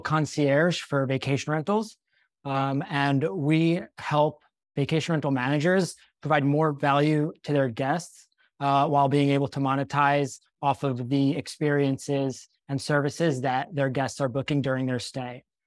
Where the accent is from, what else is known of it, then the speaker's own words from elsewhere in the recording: Cherry Hill, New Jersey, United States; moved away as an adult; also born or lived in Israel; I grew up in Cherry Hill, New Jersey, the small suburb outside of Philadelphia.